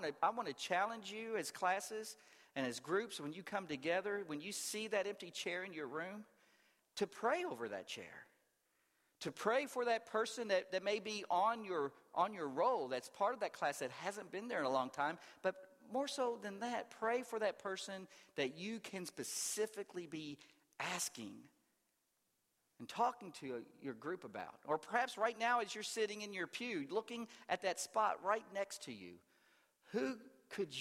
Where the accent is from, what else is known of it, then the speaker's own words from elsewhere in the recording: the South, United States; growing up in the South